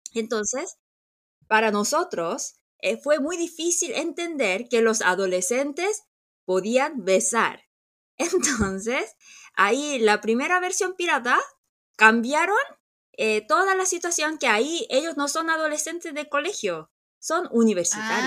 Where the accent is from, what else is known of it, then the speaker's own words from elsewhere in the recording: South Korea; nosotros los coreanos